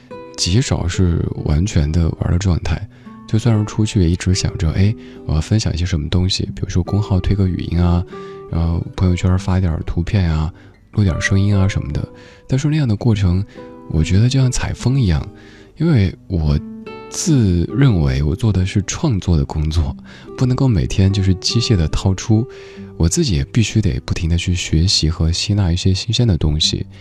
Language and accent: Chinese; Guangdong, China; 你说我能说身为广东人的我明天又要穿回短袖了吗？